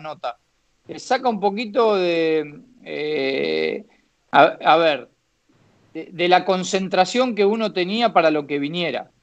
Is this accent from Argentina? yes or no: yes; Argentina; moved away as an adult; also born or lived in China; estaba en mi país, que estaba bien, que estaba con, mi familia, con mis amigos